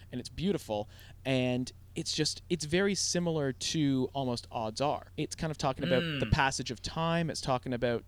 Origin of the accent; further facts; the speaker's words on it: Toronto, Ontario, Canada; growing up in Toronto